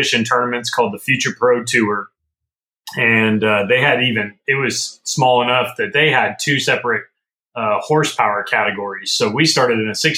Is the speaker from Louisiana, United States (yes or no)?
no; Northern California, United States; moved away; growing up in Northern California